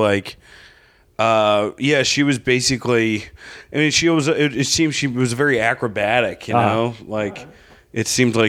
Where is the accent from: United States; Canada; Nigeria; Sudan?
United States; Rutherford, New Jersey; also born or lived in New York; now in Los Angeles, United States; I'm from Rutherford.